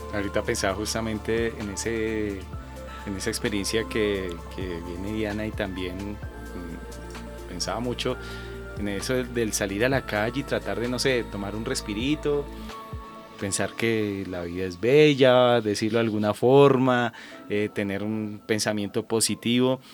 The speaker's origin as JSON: {"language": "Spanish", "country": "Colombia", "said": "nosotros como colombianos"}